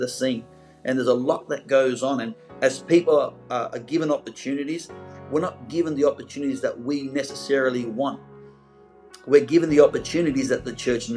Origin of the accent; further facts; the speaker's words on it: Sydney, New South Wales, Australia; moved away as an adult; now in Gold Coast, Australia; I'm originally from the Pentecostals of Sydney